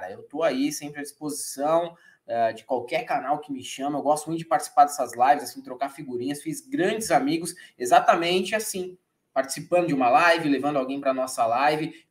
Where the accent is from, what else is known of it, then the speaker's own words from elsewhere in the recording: São Paulo, Brazil; also born or lived in Ponta Grossa; Já faz aí 36 anos que eu nasci aqui em São Paulo. Logo pequenininho, eu morei um tempo em Ponta Grossa, no Paraná, mas depois eu retornei